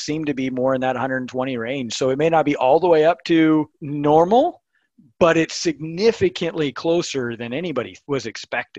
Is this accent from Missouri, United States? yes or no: yes; Missouri, United States; now in Kearney, United States; I'm actually from Missouri, but live here in central Nebraska, Kearney.